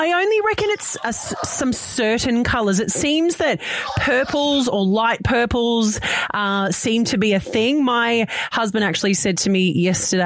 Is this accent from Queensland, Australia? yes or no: no; Sydney, New South Wales, Australia; I grew up in Redfern.